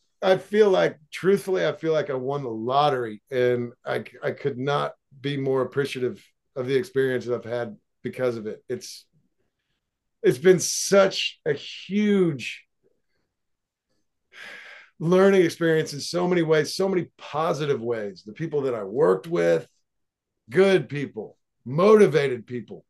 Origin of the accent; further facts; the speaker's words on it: Seymour, Indiana, United States; moved away as an adult; also born or lived in Los Angeles; I live in my hometown, right, where I grew up, and it's a small town